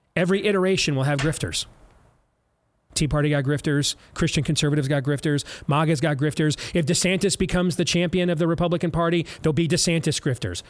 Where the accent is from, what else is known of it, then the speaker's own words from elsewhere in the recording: United States; I'm from a country called America